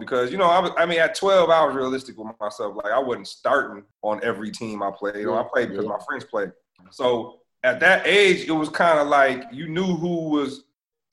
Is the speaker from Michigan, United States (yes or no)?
yes; Lansing, Michigan, United States; moved away; I'm originally from Lansing, Michigan.